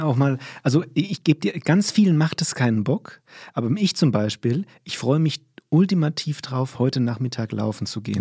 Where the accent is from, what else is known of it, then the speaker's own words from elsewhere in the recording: Limburg an der Lahn, Hesse, Germany; moved away; ich bin in Limburg groß geworden